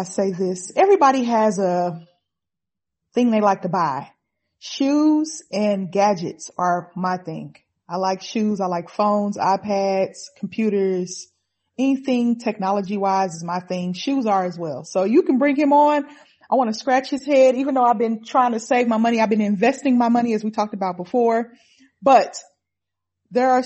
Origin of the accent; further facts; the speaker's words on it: Oklahoma City, Oklahoma, United States; I got my hometown team